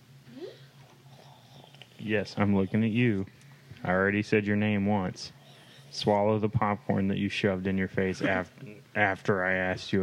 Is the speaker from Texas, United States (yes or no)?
yes; a town bordering Limestone County, Texas, United States; which is borders with the town I grew up